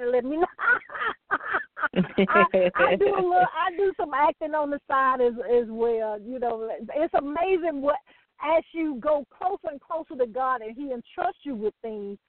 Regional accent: the South, United States; I'm from the South

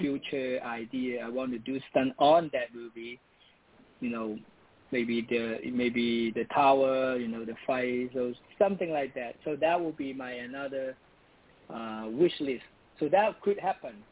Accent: Hong Kong; moved away as an adult; now in United States; I'm from Hong Kong.

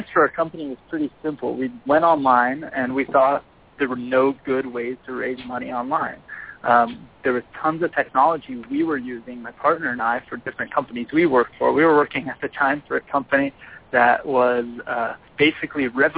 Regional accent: Southern California, United States; I'm born and raised in Southern California

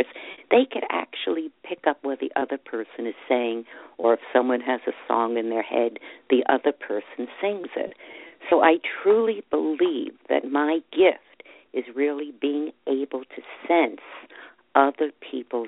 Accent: New York City, New York, United States; I grew up in Brooklyn

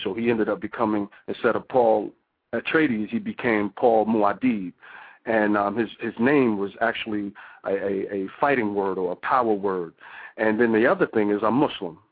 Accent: New Jersey, United States; I'm from New Jersey now

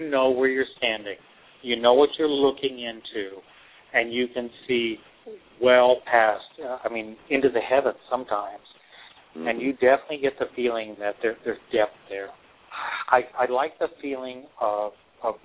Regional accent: Texas, United States; also born or lived in New York; now in Seattle, United States; I grew up in Texas. I've moved to New York. I was in New York for 15 years, and now I'm on the West Coast in Seattle.

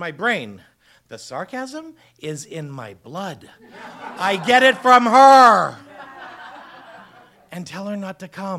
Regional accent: Boston, Massachusetts, United States; now in Los Angeles, United States; We're Boston Irish Catholic

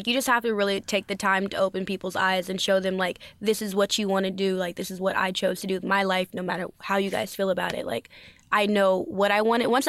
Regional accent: Los Angeles, California, United States; Yes, and in LA. I'm mainly out

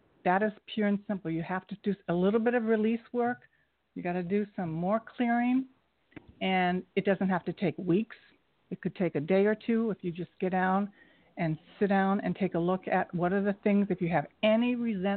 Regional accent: Kettering, Ohio, United States; moved away as an adult; now in New York City, United States; I'm from Dayton, Ohio, Kettering

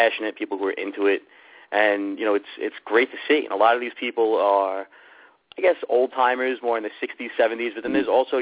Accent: New York City, New York, United States; also born or lived in Staten Island; I was born and raised in Brooklyn in the Bay Ridge neighborhood

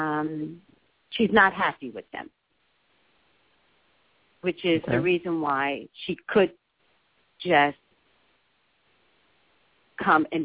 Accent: New York, United States; now in California, United States; I'm a native New Yorker

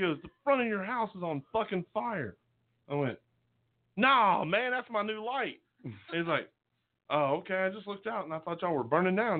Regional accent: southern Mississippi, United States; I grew up in southern Mississippi.

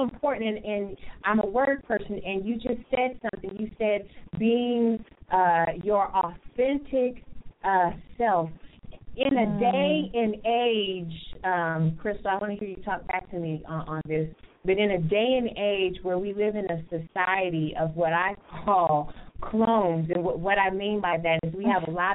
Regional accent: California, United States; now in Grand Rapids, United States; I'm from California and I'm over here in Grand Rapids, Michigan

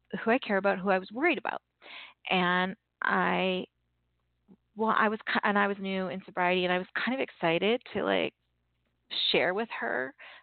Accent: Canada; I'm Canadian

